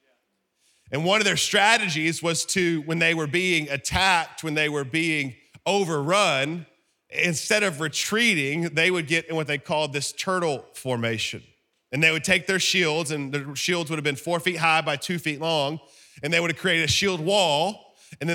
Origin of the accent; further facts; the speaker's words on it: Alabama, United States; I'm from Alabama